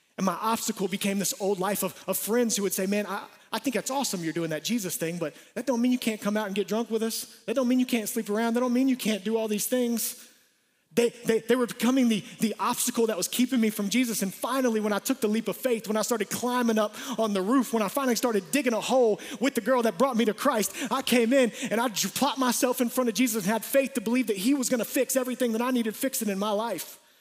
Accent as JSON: {"language": "English", "town": "Atlanta", "region": "Georgia", "country": "United States", "tie": "born or raised there", "said": "We grew up in Atlanta."}